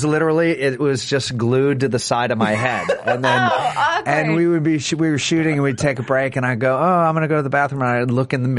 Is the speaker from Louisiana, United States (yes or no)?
yes; New Orleans, Louisiana, United States; And I'm originally from New Orleans